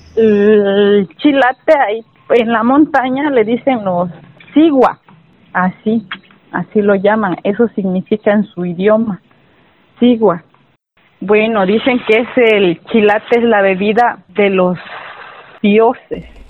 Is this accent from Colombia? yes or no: no; Ayutla de los Libres, Guerrero, Mexico; soy de aquí de Ayutla, del estado de Guerrero